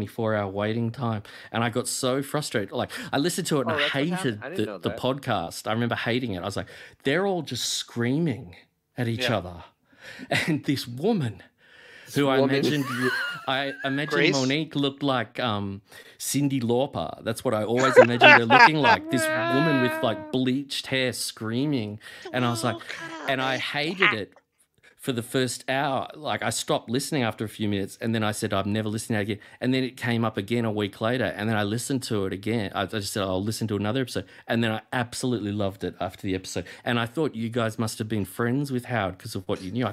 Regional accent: Australia; I'm from Australia

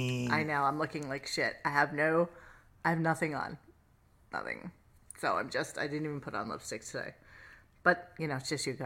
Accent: Canada; now in United States; I'm Canadian in Florida.

